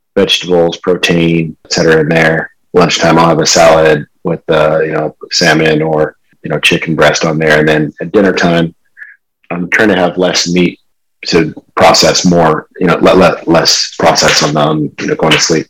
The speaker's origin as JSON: {"language": "English", "region": "California", "country": "United States", "tie": "born or raised there", "also_born_or_lived": "Michigan / Charlotte, North Carolina", "said": "I was born in Michigan, grew up in California though."}